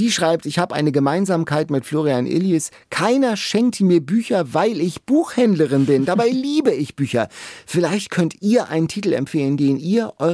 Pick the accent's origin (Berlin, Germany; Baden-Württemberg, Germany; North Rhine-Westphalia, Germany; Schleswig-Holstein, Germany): Schleswig-Holstein, Germany; Lübeck; ich komme ja aus Lübeck, Lübeck-Mäusling